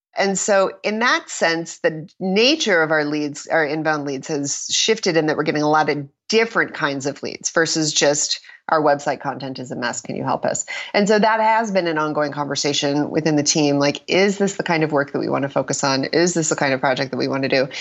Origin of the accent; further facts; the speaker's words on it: Minnesota, United States; I was from Minnesota